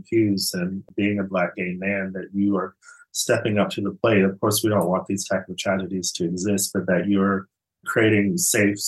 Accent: Arizona, United States; moved away as an adult; also born or lived in Los Angeles, United States; now in Sweden; I'm from Arizona where you get cold, but nothing like, you know, a place like Chicago

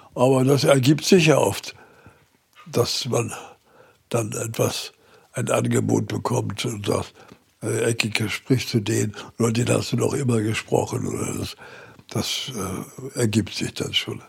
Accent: Berlin, Germany; now in Gifhorn, Germany; ich bin ja ein Berliner Junge und äh, bin auch in Berlin aufgewachsen.

